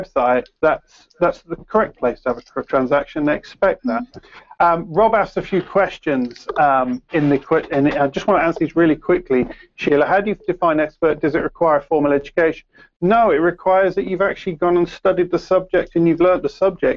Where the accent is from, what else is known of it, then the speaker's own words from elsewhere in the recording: Peterborough, East of England, United Kingdom; accent: Peterborough accent with a mix of Cockney; I've got a Peterborough accent with sort of mix of Cockney and a few other things.